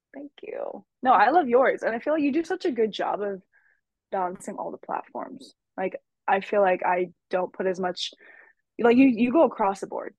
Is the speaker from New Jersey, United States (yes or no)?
no; San Francisco, California, United States; also born or lived in San Jose; I am born and raised in San Francisco. I still live here.